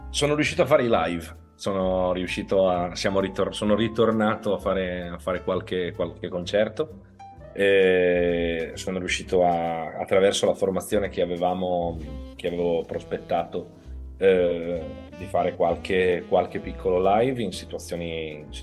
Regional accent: Ferrara, Emilia-Romagna, Italy; now in Veneto, Italy; Sono ferrarese, io sono di Ferrara. Sì, sì, sono originario di Ferrara, sono emiliano.

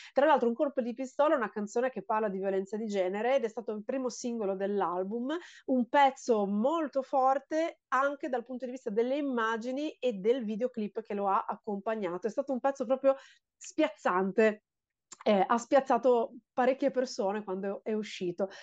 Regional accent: Genoa, Liguria, Italy; now in Lingueglietta, Italy; io sono genovese ho vissuto a Genova fino ai 26 anni d'età

